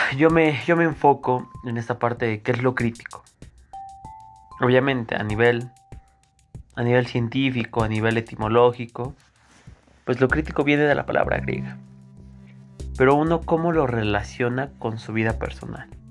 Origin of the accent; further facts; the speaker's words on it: Mexico; nosotros como mexicanos que tenemos esta necesidad de trabajar